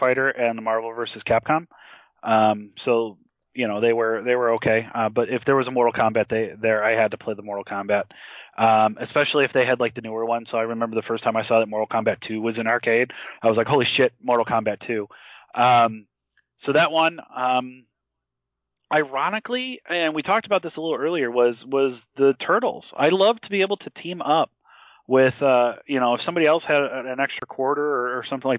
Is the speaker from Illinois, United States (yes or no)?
yes; Chicago, Illinois, United States; there's a place I grew up in. I'm from Chicago, so there's a place in the suburbs.